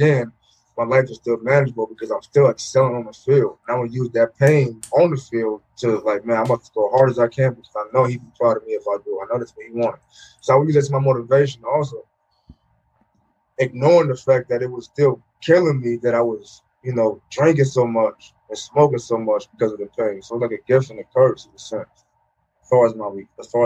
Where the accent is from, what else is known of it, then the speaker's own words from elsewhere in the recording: Portland, United States; moved away as an adult; also born or lived in Hawaii; a good friend, Demetrius Davis, who I grew up with in Portland.